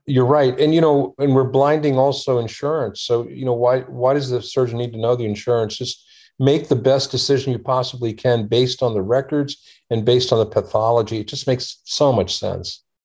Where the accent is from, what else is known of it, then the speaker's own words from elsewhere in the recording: Washington, District of Columbia, United States; also born or lived in India; we grew up in the Washington, D.C. area